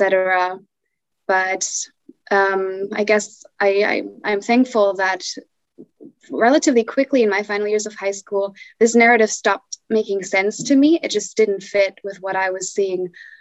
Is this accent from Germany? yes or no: yes; Germany; I'm from Germany